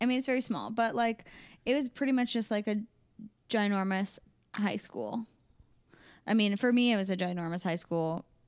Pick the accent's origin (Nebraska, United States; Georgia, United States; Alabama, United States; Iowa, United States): Iowa, United States; Des Moines; I was born in Des Moines, and I grew up in Des Moines, and I currently live